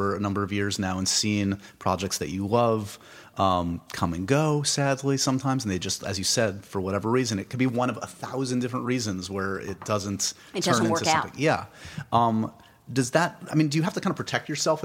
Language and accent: English; New York City, New York, United States; I'm born and raised in New York